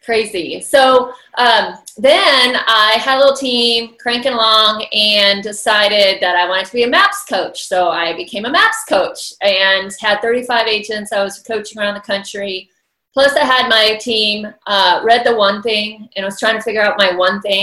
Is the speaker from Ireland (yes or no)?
no; Iowa, United States; moved away as an adult; now in Atlanta, United States; I grew up on a dairy farm in Iowa